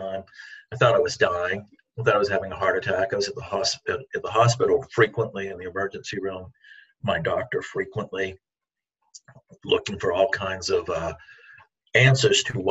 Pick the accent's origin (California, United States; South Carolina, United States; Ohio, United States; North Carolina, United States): South Carolina, United States; now in Maine, United States; I grew up in South Carolina, escaped there as soon as I could to come back to Maine where I was born